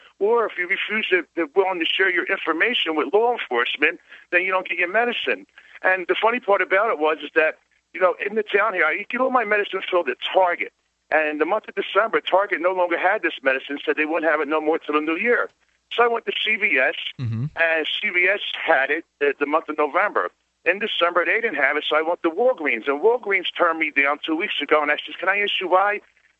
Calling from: Sarasota, Florida, United States; Yes, I'm calling from Sarasota, Florida

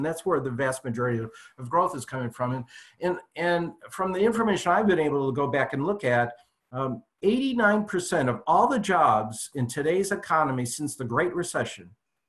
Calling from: California, United States; I am actually calling in from my home office. Friday traffic is just terrible here in Silicon Valley.

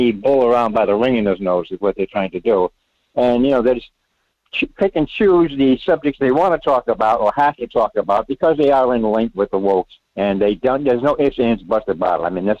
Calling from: Rhode Island, United States; Well, Michael, it's … in Rhode Island.

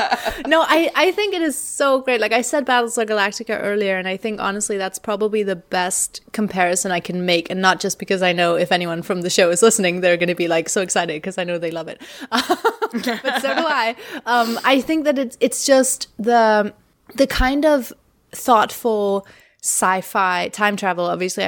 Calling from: Denmark; I'm recording from Denmark.

